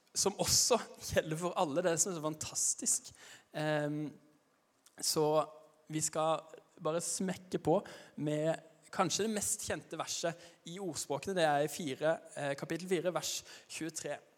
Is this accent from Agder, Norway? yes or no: yes; Arendal, Agder, Norway; accent: Arendal dialect (not very broad); Jeg kommer fra Arendal, men jeg er ikke noe godt forbilde når det gjelder arendalsdialekta, for den er ikke, den er ikke veldig brei